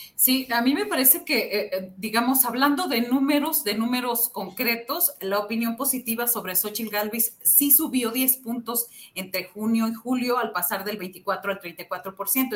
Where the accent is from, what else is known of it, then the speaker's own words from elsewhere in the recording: Xicoténcatl, Tamaulipas, Mexico; somos los dos de Jicotenca, Tamaulipas